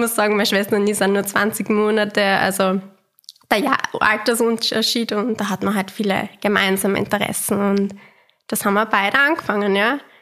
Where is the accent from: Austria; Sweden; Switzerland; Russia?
Austria; wir sind halt aus Österreich